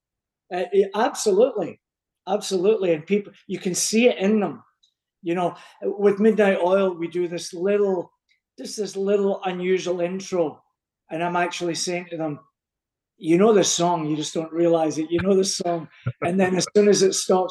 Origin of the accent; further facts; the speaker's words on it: Coatbridge, Scotland, United Kingdom; moved away; Town I come from, even people from Glasgow never came in to mess with them, because it was off the charts. A wee town called Coatbridge